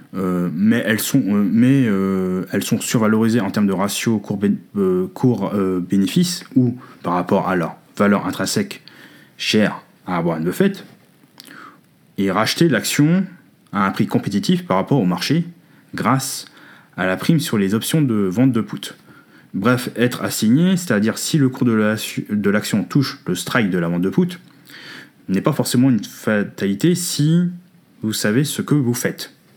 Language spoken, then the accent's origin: French; France; Chez nous en France